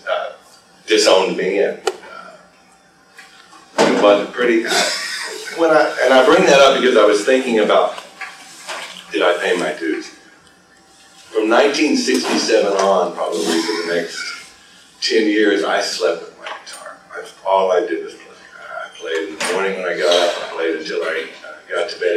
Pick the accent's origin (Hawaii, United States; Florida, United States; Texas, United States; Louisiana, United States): Louisiana, United States; I was born in the South, born in Louisiana. We all together and raised in the South